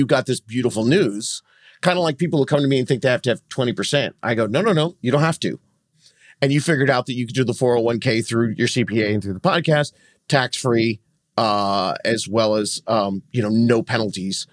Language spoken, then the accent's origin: English; Southern California, United States; I'm from Southern California